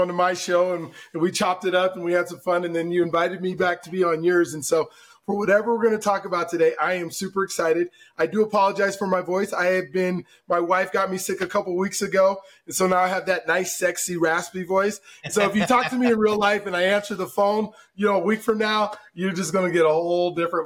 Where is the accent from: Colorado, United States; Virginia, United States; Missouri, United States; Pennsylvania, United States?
Colorado, United States; Denver; moved away as an adult; also born or lived in Southern California; I'm actually was born, raised, went to high school here in Denver.